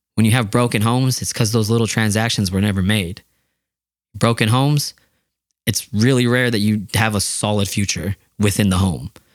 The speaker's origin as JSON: {"language": "English", "town": "Yakima", "region": "Washington", "country": "United States", "said": "I'm from Yakima"}